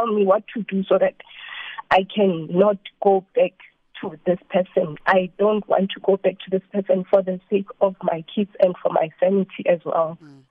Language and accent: English; Free State, South Africa; moved away as an adult; now in Gauteng, South Africa; I'm not from where we're staying. Yeah. I'm coming from the Free State. My home is in Free State, but currently working here in Gauteng